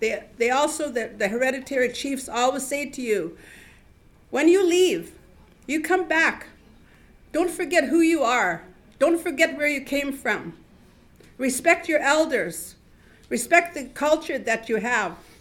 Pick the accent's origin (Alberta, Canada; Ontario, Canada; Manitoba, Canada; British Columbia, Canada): British Columbia, Canada; Vancouver; moved away as an adult; also born or lived in Wet'suwet'en Nation, northern British Columbia; now in Montreal, Canada; I have lived here since in, in Montreal since 2012. I come from Vancouver. I've lived there most of my life.